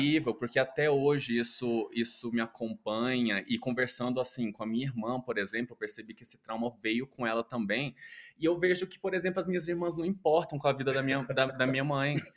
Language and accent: Portuguese; Goiânia, Goiás, Brazil; eu venho de Goiânia, é uma cidade que, apesar de ser capital, chega a ser o interior ali